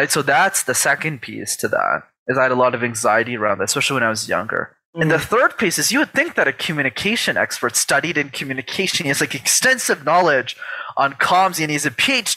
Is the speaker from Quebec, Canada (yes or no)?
yes; Montreal, Quebec, Canada; I grew up in Montreal in Canada